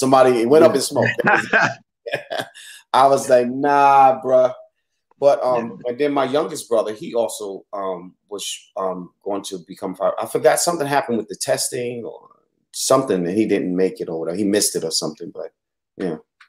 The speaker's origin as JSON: {"language": "English", "town": "New York City", "region": "New York", "country": "United States", "moved": "yes", "said": "Because I can tell you're not from the South. And I said, from New York City."}